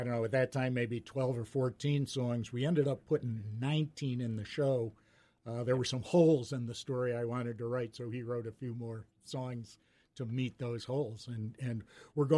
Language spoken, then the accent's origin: English; Mansfield, Ohio, United States; I grew up in Mansfield.